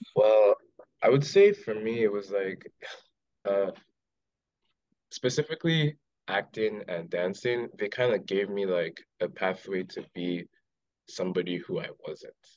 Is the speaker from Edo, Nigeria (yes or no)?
no; Lagos, Nigeria; moved away; I'm from Lagos. So I'm Yoruba.